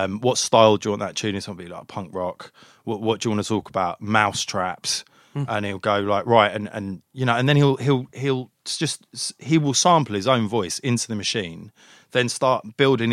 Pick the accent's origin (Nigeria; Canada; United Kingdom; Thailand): United Kingdom; London; I grew up in North London